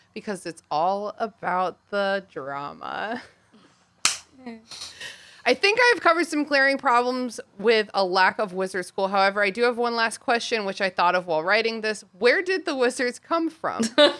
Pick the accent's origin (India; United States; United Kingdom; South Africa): United Kingdom; England; Maybe it's because I'm an English person, but I do feel like I could at least teach my kids to read, even though I'm not an educator.